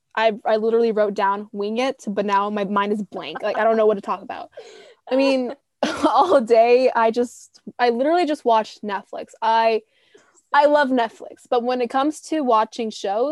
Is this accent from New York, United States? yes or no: no; Raleigh, North Carolina, United States; also born or lived in Elizabeth, New Jersey; I was born on March 10th, 2002, in Elizabeth, New Jersey. And then I moved down to Raleigh, North Carolina when I was 3 or 4 years old. I've been living here for decades